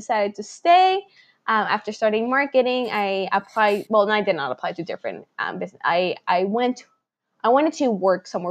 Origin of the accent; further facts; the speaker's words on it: Honduras; moved away as an adult; now in Nova Scotia, Canada; being born and raised in Honduras